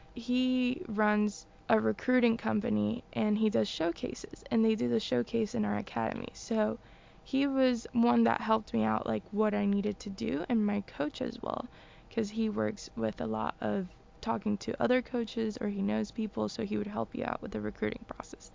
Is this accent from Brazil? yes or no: no; Venezuela; moved away; also born or lived in Boston, United States / Florida, United States; I was born in Venezuela, and I was there until I was five years old.